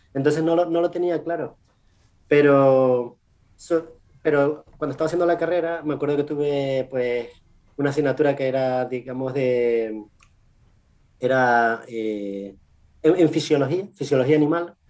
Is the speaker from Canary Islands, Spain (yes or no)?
yes; Canary Islands, Spain; first language Spanish; moved away as an adult; also born or lived in Chile / England; now in United States; yo soy de las Islas Canarias, unas islas pequeñitas, enfrente de Marruecos, enfrente de África, que, que, que forman parte de España.